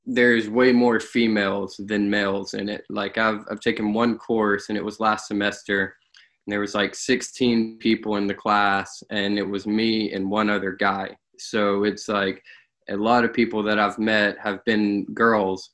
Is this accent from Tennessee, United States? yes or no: yes; McMinnville, Tennessee, United States; I am from McFinnville, Tennessee, a very small town in Middle Tennessee